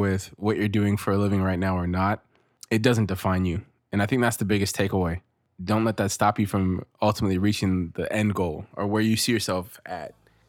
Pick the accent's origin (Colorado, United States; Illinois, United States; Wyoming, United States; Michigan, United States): Michigan, United States; Detroit; born there; I was born in Motown.